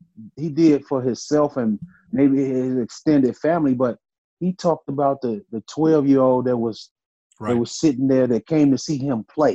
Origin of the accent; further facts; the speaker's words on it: Chicago, Illinois, United States; growing up in Chicago, I played in the summer leagues in Chicago